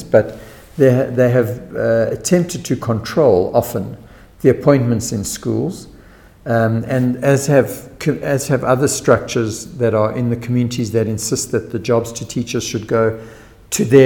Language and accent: English; Western Cape, South Africa; I'm from Western Cape